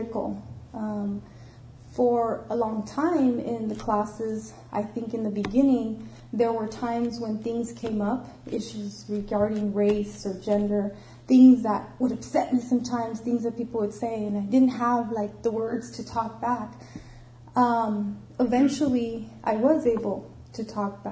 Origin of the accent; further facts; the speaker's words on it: Los Angeles, California, United States; I grew up in East LA, and I don't know if you're familiar with East LA, but it's predominantly an immigrant and Mexican American community